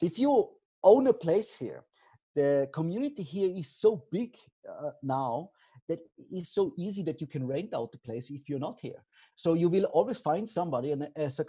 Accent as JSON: {"language": "English", "country": "Austria", "moved": "as an adult", "lives_now": "Bansko, Bulgaria", "said": "I'm from Austria"}